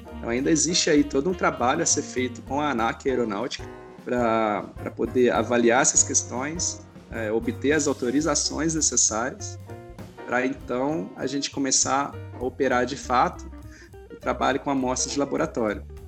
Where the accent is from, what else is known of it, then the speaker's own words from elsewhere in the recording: Brazil; Nós somos brasileiros